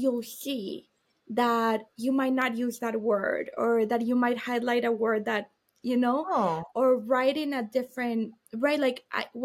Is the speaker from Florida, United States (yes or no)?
yes; Miami, Florida, United States; I was born in Miami